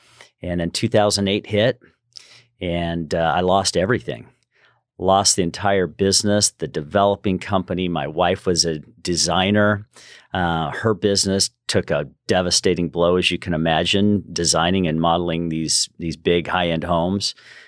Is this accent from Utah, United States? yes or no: yes; Salt Lake City, Utah, United States; also born or lived in Southern California, United States; Originally from Salt Lake City, Utah, and grew up there, moved to Southern California for about 15 years and loved Southern California